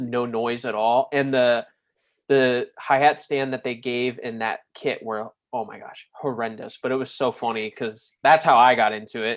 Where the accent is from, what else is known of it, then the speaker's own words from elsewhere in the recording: New Smyrna Beach, Florida, United States; growing up in New Smyrna